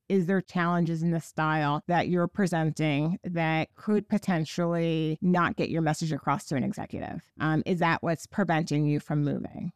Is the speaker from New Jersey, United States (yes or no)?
yes; Park Ridge, New Jersey, United States; I grew up in New Jersey. I am born and bred in New Jersey